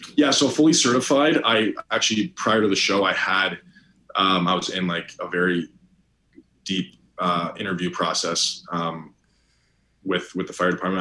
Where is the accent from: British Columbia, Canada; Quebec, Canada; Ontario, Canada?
Ontario, Canada; Toronto; now in United States; I grew up born and raised in Toronto, Ontario